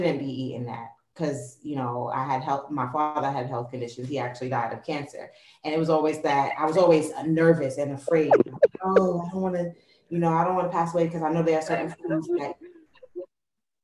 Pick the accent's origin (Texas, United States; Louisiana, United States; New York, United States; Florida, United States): New York, United States; moved away; I'm from New York